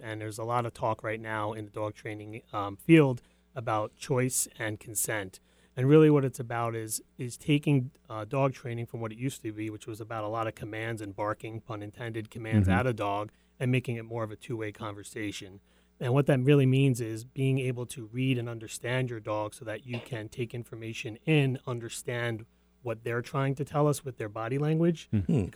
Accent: Congers, New York, United States; moved away; I'm from Congers, New York, which is actually a suburb of New York City, born and raised there

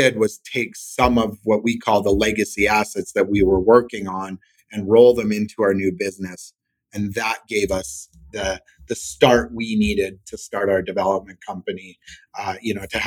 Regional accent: Saskatchewan, Canada; now in Calgary, Canada; I'm from Saskatchewan, which for the Americans is the Midwest of Canada, prairies, small suburban city of 200,000 people.

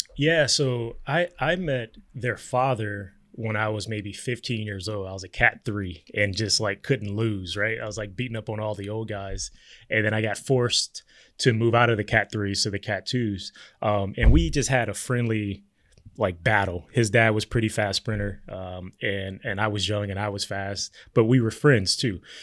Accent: Compton, California, United States; I grew up in Compton, California.

